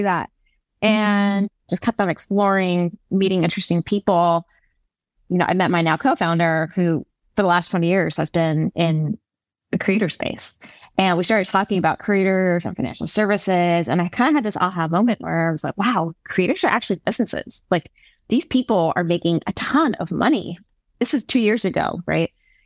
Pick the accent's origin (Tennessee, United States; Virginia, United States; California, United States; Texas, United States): California, United States; also born or lived in New York; I'm from California